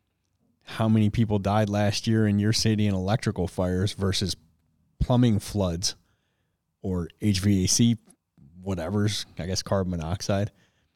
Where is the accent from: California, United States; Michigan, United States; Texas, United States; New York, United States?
Michigan, United States; Detroit; growing up in Detroit